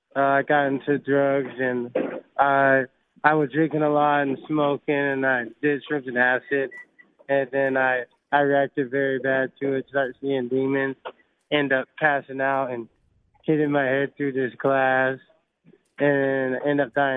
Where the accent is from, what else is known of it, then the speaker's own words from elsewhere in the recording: Alabama, United States; Well, I grew up in Chicagoland, Alabama, so I lived with, like, 12 other people, like my uncles and cousins.